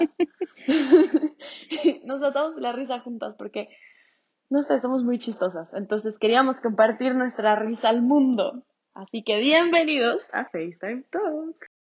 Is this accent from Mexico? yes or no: no; Ecuador; nosotras somos de Ecuador.